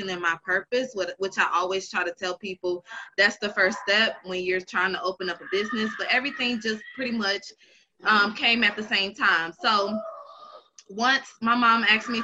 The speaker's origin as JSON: {"language": "English", "town": "Charlotte", "region": "North Carolina", "country": "United States", "tie": "born or raised there", "also_born_or_lived": "Buffalo, New York", "said": "I'm from Buffalo, New York, by way raised in Charlotte, North Carolina"}